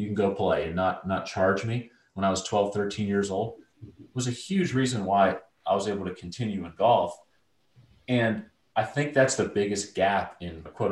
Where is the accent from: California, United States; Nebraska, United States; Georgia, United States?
Georgia, United States; Atlanta; when I was 13, 14 years old, growing up in Atlanta suburbs